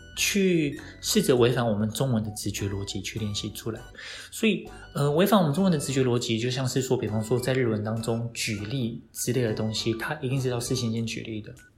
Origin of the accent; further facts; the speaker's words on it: Taiwan; 我们台湾人